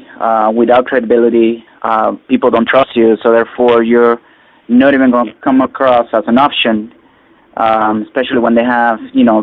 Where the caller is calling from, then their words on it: Miami, Florida, United States; I'm calling from Miami, Florida. It's a highly competitive market down here.